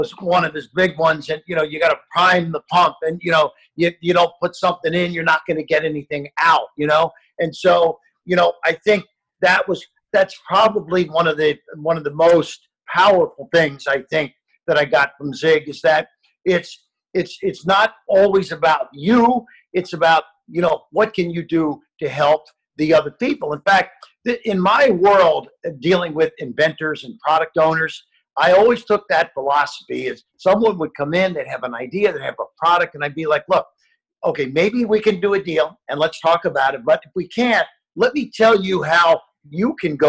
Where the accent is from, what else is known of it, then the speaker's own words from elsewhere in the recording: Ohio, United States; I grew up in Ohio, and I sealed driveways